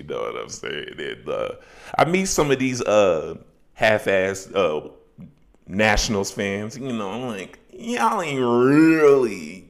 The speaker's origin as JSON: {"language": "English", "town": "Chicago", "region": "Illinois", "country": "United States", "said": "I'm originally from Chicago, but I've been living all over the country."}